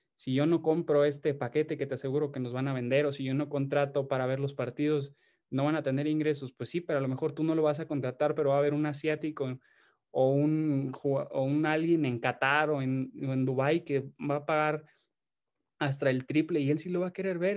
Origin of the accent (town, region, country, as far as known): Mexico